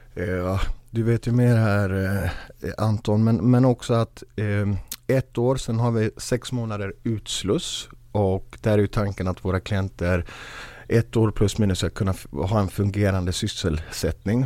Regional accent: Gothenburg, Västra Götaland, Sweden; Jag är själv uppvuxen i Biskopsgården, finaste området

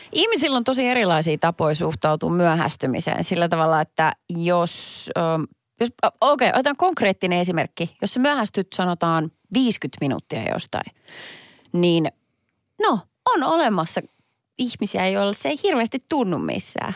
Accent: Perniö, Southwest Finland, Finland; now in Helsinki capital region, Finland; Mä oon siis lähtöisin pienestä Perniö-nimisestä paikasta

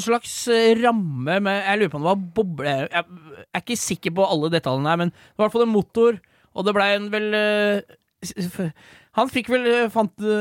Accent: Romerike, Akershus, Norway

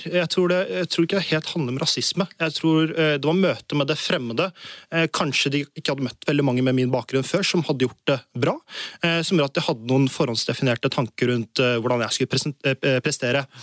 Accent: Norway; jeg prøvde å bli så lik nordmenn som mulig, og jeg er jo norsk selv.

